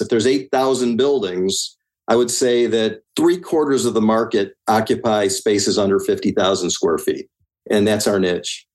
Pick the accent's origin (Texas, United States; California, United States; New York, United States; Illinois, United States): Illinois, United States; Highland Park; I'm from Highland Park, and that's a community on the North Shore uh, near Lake Michigan.